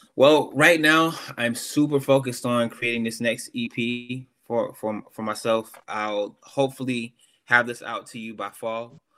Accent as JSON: {"language": "English", "region": "the South", "country": "United States", "said": "I'm from the South"}